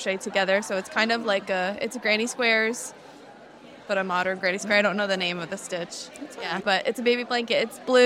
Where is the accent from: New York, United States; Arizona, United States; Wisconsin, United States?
New York, United States; now in New Jersey, United States; I was born in New York and then now I live in New Jersey.